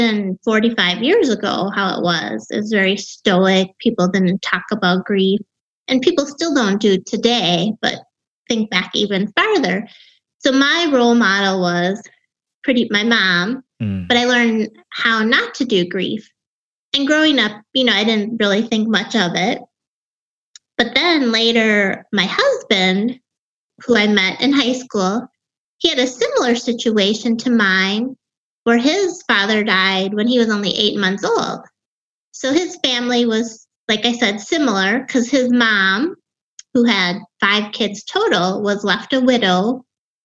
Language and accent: English; Wisconsin, United States; accent: Wisconsin; I grew up in Wisconsin.